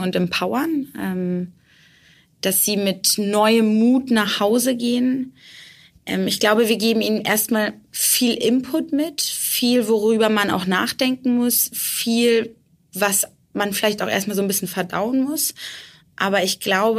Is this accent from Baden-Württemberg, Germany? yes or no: no; Bremen, Germany; moved away; also born or lived in Erfurt; ich komme ursprünglich aus Bremen